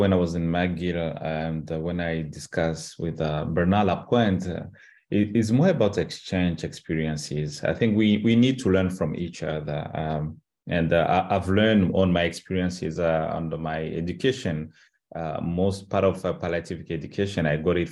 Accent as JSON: {"language": "English", "country": "Rwanda", "second_language": "English", "said": "in a Rwandan culture"}